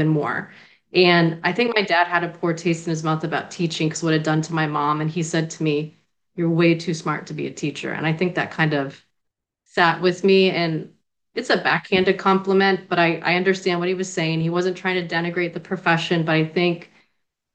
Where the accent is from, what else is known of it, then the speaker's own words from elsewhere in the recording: Florida, United States; accent: Bostonian; also born or lived in Natick, Massachusetts; I was born in Natick, Massachusetts, right outside of Boston. My family's like from the Cambridge area, outside of Harvard and whatnot, and then New England. But we moved to Florida when I was about five